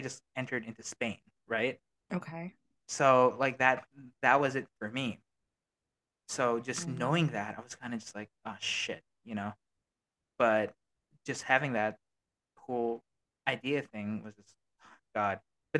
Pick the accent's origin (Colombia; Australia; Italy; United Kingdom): Australia; born there; accent: Australian; I was born in Australia, right? So I have a little bit of an Aussie thing. Like, I say certain words and a little bit of an Aussie accent. Can't change that.